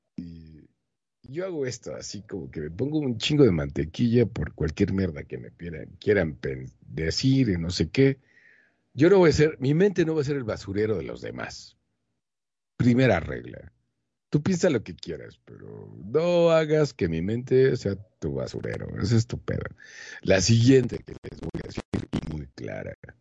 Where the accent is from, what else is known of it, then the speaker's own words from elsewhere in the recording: Monterrey, Nuevo León, Mexico; como mexicano de Monterrey, Nuevo León